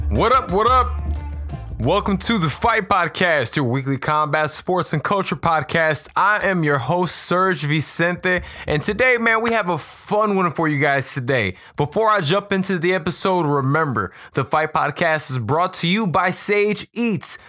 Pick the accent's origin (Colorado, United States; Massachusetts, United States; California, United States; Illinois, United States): Illinois, United States; Chicago; We grew up doing that. At least we did here in Chicago